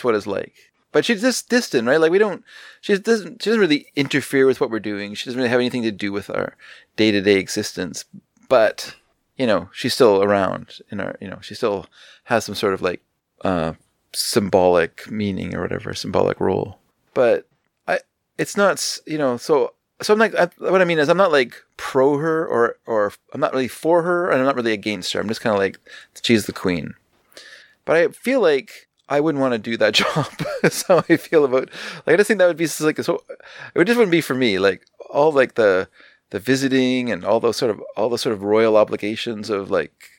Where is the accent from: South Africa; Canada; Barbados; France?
Canada; I'm Canadian